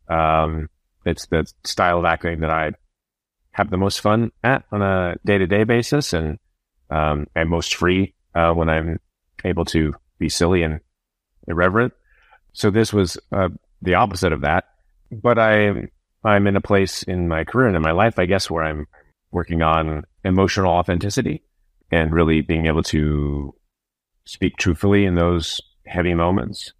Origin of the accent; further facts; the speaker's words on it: Iowa, United States; I'm from Iowa